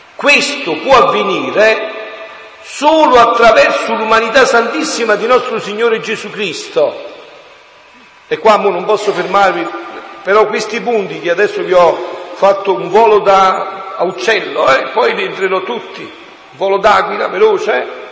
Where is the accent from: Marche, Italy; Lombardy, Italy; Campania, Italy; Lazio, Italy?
Campania, Italy; Montefusco; moved away; al mio paese, Monti Fusco in montagna a 700 metri nella provincia di Avellino, si andava a prendere l'acqua, mamma alla fonte, con la secchia in testa, col recipiente in testa, con tutti e due noi figli che ci portava per la mano